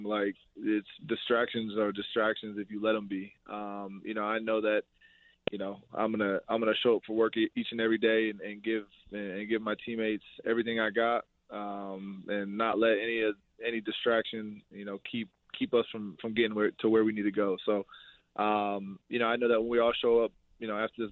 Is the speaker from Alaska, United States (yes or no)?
no; Ohio, United States; moved away as an adult; also born or lived in Iowa / Green Bay; now in Buffalo, United States; I'm from Ohio